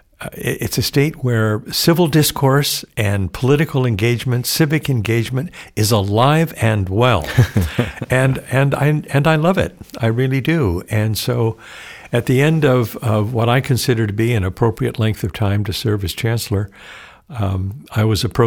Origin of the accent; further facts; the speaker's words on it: Oxnard, California, United States; Well, I was born in Oxnard, California, which is just south of Santa Barbara. I'm a third generation native Californian. My family settled in that area back in the late 1800s. I grew up in a small town, a very Catholic community